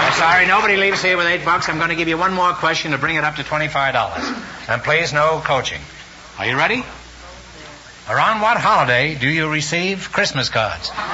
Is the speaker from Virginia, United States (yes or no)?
no; California, United States; born or raised there